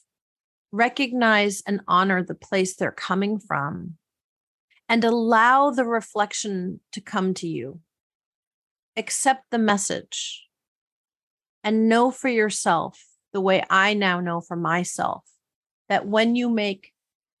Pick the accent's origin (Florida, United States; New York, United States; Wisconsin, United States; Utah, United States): Wisconsin, United States; Milwaukee; I grew up in Milwaukee, Wisconsin, and let me tell you, we didn't know what that kind of money was